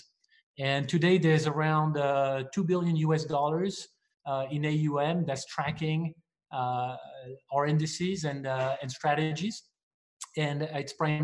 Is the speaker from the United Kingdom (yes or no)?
no; France; moved away as an adult; also born or lived in Asia / New York; now in United States; I'm not from here. I was born in France, where I studied engineering and finance